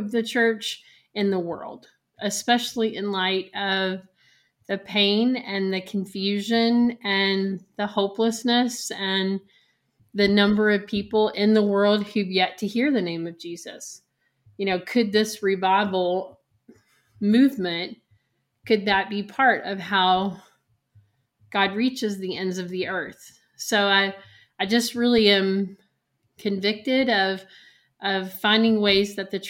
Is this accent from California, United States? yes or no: no; Kentucky, United States; Asbury's in my home state